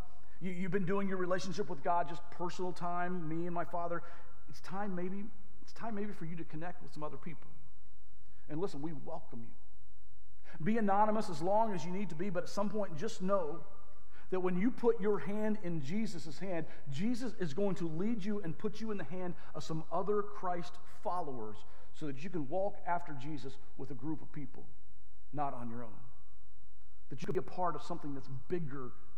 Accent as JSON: {"language": "English", "region": "the South", "country": "United States", "tie": "born or raised there", "moved": "yes", "said": "I grew up in the South. This is an \"all y'all\" kind of thing"}